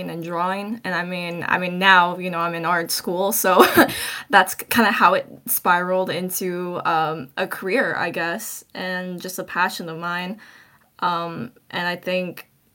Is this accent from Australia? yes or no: no; Seattle, Washington, United States; now in Bay Area, United States; I reside in the Bay Area, but I'm originally from Seattle, Washington